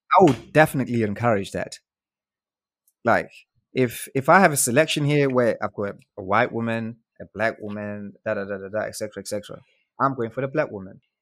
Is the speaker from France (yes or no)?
no; South Africa; moved away; I grew up in South Africa with my grandma